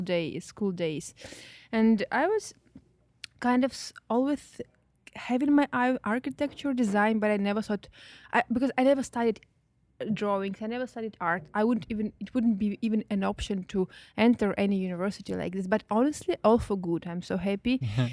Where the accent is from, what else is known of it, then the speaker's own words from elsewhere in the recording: Belarus; moved away as an adult; also born or lived in St. Petersburg, Russia; I was born in, I was raised in Belarus in like tiny, tiny little city